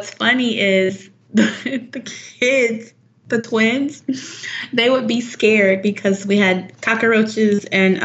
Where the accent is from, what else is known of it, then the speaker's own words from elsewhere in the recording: United States; moved away as an adult; now in Mérida, Mexico; being American